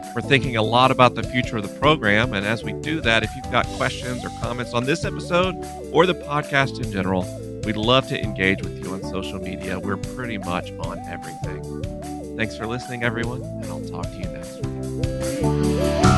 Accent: Gulf Coast, United States; I grew up in the Gulf Coast where Anna Jane is from

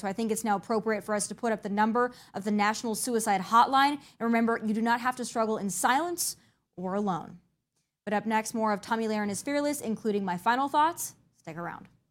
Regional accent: Midwest, United States; I'm from the Midwest

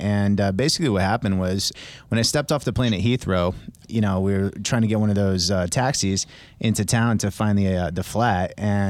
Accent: Trumbull, Connecticut, United States; Never even went to Canada or Mexico as a kid. I grew up in Trumbull, Connecticut, about an hour from here. And the furthest I was ever from Trumbull, Connecticut was Washington, D.C.

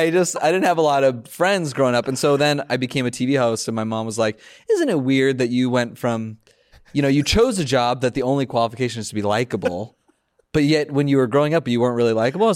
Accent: Los Angeles, California, United States; No, I grew up in the Valley, Los Angeles.

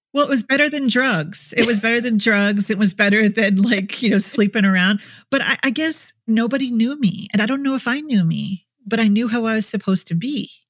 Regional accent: Minnesota, United States; in Minnesota where I grew up

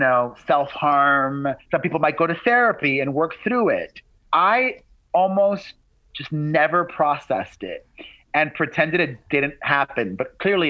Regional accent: Miami, Florida, United States; I grew up in the Cuban hood

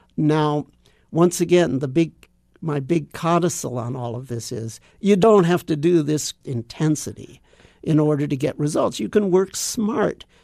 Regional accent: Los Angeles, California, United States; moved away; also born or lived in Japan; I grew up in Los Angeles

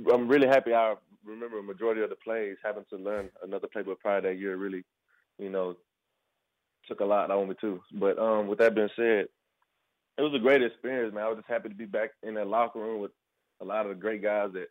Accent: Hillsboro, Texas, United States; also born or lived in Killeen, Texas; I'm from Hillsboro, Texas.

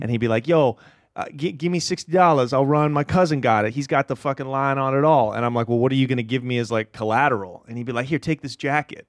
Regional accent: Portland, Oregon, United States; I'm from Portland, Oregon.

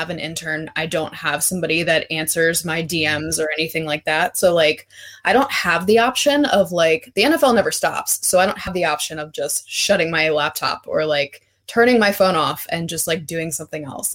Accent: Baltimore, Maryland, United States; I am from Baltimore, so I am a Ravens fan

